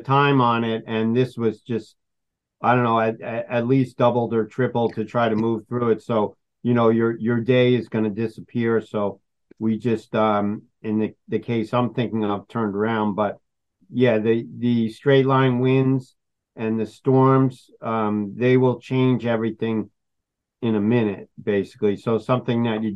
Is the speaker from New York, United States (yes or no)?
yes; Long Island, New York, United States; moved away as an adult; also born or lived in New Paltz, New York / Rosendale, New York; now in Delhi, United States; I grew up in Long Island.